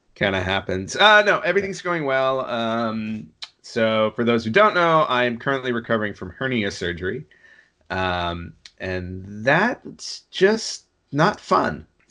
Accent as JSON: {"language": "English", "region": "New York", "country": "United States", "tie": "born or raised there", "said": "I grew up in New York"}